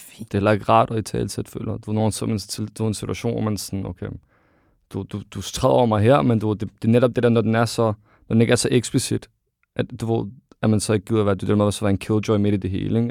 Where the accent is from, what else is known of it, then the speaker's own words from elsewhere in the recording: Ishøj, Capital Region of Denmark, Denmark; now in Greve, Denmark; Jeg er født og opvokset i Ishøj, og så flytter til Greve